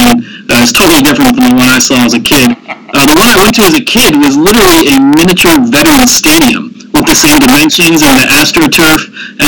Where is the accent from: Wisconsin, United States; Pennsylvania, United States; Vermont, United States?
Pennsylvania, United States; Andover; grew up in Andover, Pennsylvania, which is a suburb of Philadelphia, about 20 miles north of the city.